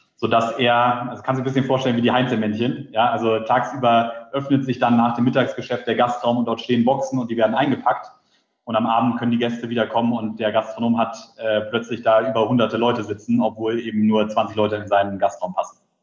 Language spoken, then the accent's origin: German; Berlin, Germany; bin gebürtiger Berliner